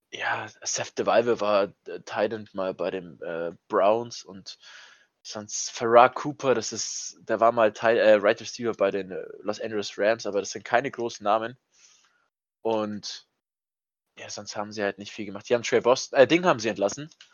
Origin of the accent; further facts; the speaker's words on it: Bavaria, Germany; bei uns in Bayern